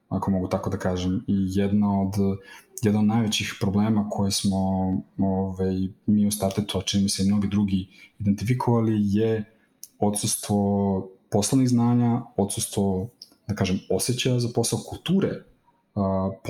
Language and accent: Croatian; Serbia; kod nas u Srbiji